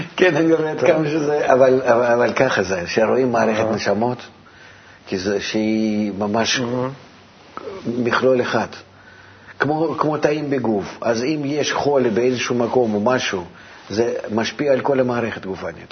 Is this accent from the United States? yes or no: no; Russia; moved away; אני מרוסיה